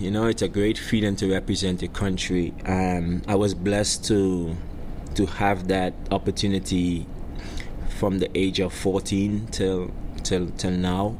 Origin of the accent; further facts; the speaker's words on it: Trinidad & Tobago; moved away as an adult; also born or lived in Tampa, Florida; now in Memphis, United States; growing up in the in the countryside of Trinidad, uh, Miao to be exact. Miao is where I'm, I'm I'm from.